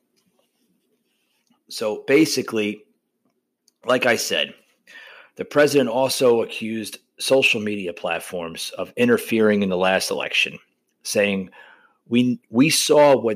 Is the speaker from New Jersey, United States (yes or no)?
yes; New Jersey, United States; I was born and raised in New Jersey